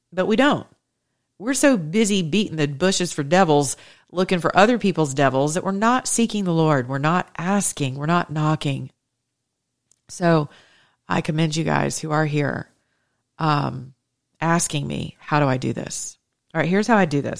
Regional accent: Atlanta, Georgia, United States; I was raised with in the Greek Orthodox community here in Atlanta, Georgia

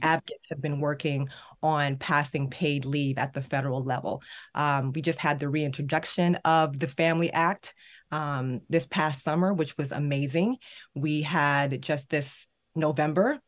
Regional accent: Maryland, United States; Maryland, my home state

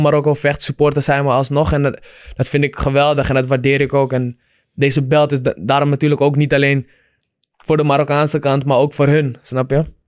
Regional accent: Amsterdam, North Holland, Netherlands; ik eh, in Amsterdam ben opgegroeid

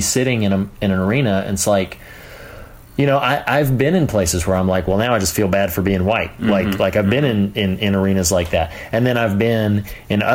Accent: the South, United States; I grew up in the South.

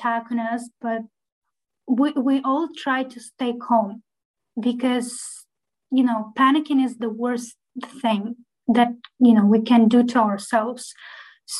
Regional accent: Kyiv Oblast, Ukraine; I'm actually from Kiev, from outskirts

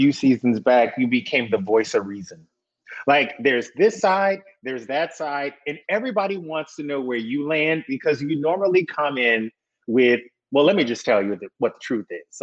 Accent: the South, United States; I'm from the South

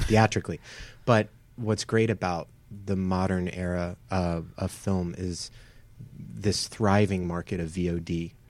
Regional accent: Atlanta, Georgia, United States; now in Los Angeles, United States; from Atlanta or around Atlanta

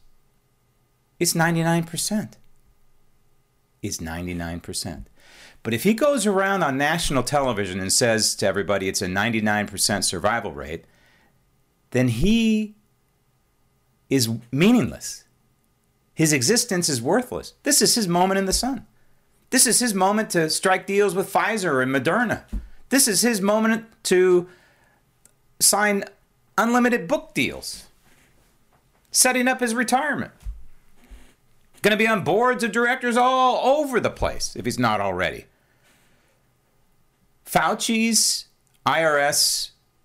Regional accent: San Francisco, California, United States; I just happened to be born and raised in San Francisco and lived my entire life in the formerly great state of California

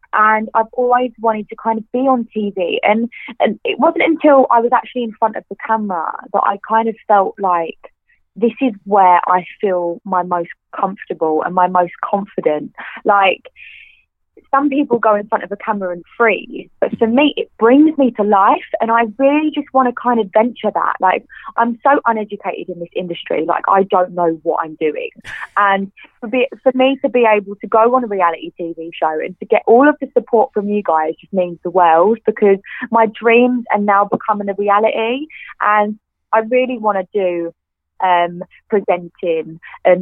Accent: Clacton-on-Sea, East of England, United Kingdom; I grew up in a town called Clacton-on-Sea, and it's by the beach.

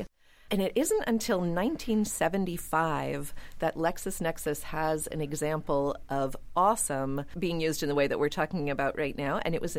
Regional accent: Pittsburgh, Pennsylvania, United States; I am from Pittsburgh.

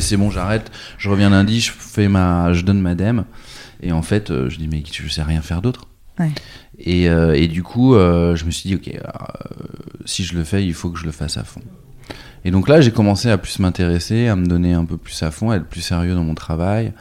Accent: Nantes, Pays de la Loire, France; also born or lived in New York / London; je suis né à Nantes en 78

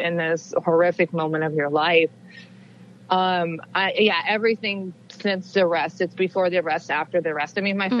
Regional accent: Wichita, Kansas, United States; the Wichita Eagle in Kansas, my hometown paper

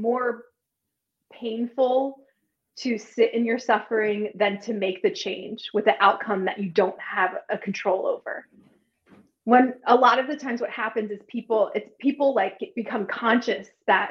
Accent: Wilmington, Delaware, United States; now in Wilmington, North Carolina, United States; I am from Wilmington, Delaware, and I live in Wilmington, North

